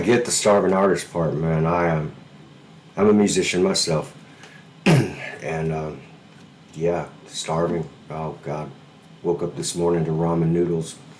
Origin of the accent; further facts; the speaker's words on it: Alabama, United States; moved away; I'm from Alabama originally